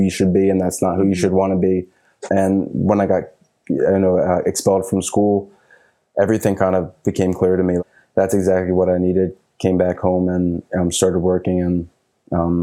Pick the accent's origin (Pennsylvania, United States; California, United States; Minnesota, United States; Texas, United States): Pennsylvania, United States; Philadelphia; I was born and raised in Philly